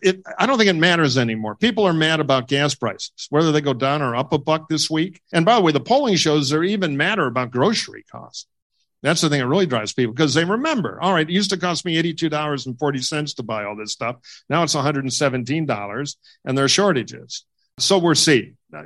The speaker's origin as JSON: {"language": "English", "town": "Detroit", "region": "Michigan", "country": "United States", "said": "I'm from Michigan. I'm from Detroit."}